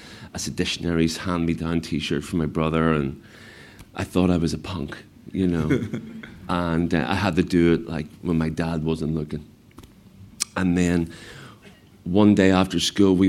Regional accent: Belfast, Northern Ireland, United Kingdom; growing up in Belfast in the 70s, most of the time you just weren't allowed out

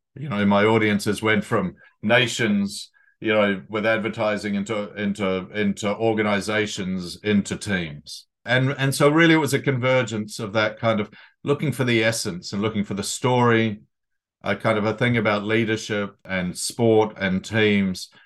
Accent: New Zealand; moved away as an adult; also born or lived in Sydney, Australia; now in London, United Kingdom; I'm a boy from New Zealand, Aotearoa, but I've lived in London for, uh, nearly three decades now.

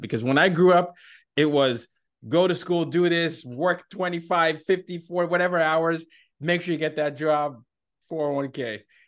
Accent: Nigeria; moved away as an adult; now in New York City, United States; my home country of Nigeria

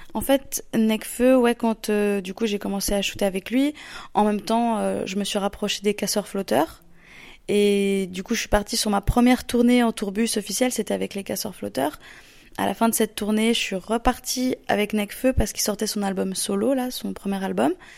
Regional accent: Lausanne, Vaud, Switzerland; je suis d'origine de Lausanne en Suisse

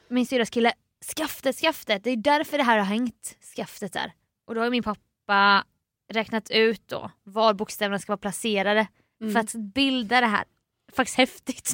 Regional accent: Jönköping, Jönköping County, Sweden; born or raised there; now in Stockholm, Sweden

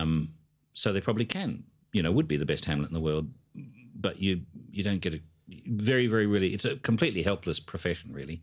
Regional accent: Adelaide, South Australia, Australia; I come from Adelaide

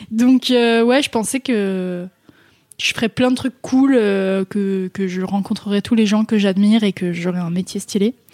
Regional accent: Méribel, Auvergne-Rhône-Alpes, France; moved away as an adult; also born or lived in Chambéry; now in Paris, France; j'ai grandi à Méribel.

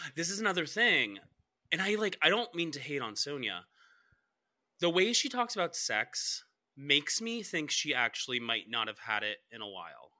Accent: Cobb County, Georgia, United States; I'm from Cobb County

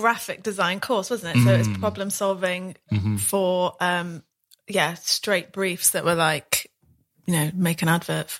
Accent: Midlands, United Kingdom; I'm from the Midlands, Bobby's from Eastleigh, near Southampton. So we're from different areas

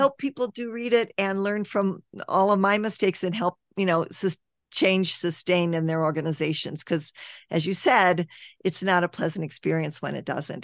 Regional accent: United States; I'm American

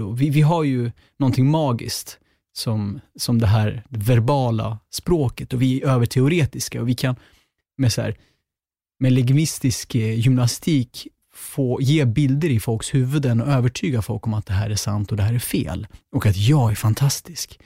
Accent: Sweden; also born or lived in Gottsunda, Uppsala; jag är född i Gottsunda men uppväxt på landet som enda svartskallen

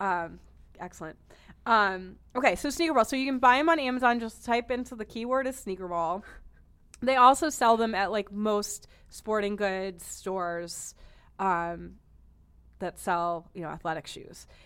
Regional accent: Boston, Massachusetts, United States; I'm from Boston

